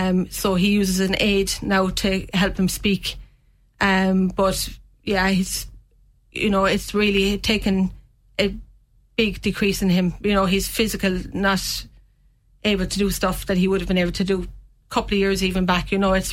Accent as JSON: {"language": "English", "town": "Castletroy", "region": "Munster", "country": "Ireland", "said": "Castle Triview originally."}